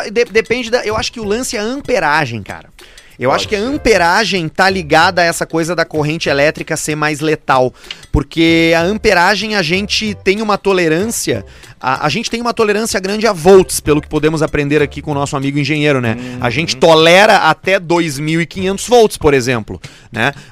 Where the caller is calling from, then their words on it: Caxias do Sul, Rio Grande do Sul, Brazil; eu sou de Caxias do Sul. Ouço vocês desde o piloto